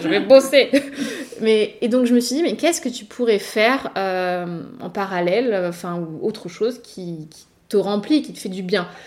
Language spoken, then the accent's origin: French; Nice, Provence-Alpes-Côte d'Azur, France; born or raised there; also born or lived in Paris